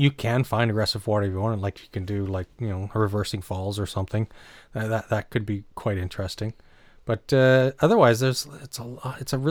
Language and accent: English; New Brunswick, Canada; moved away; I grew up in New Brunswick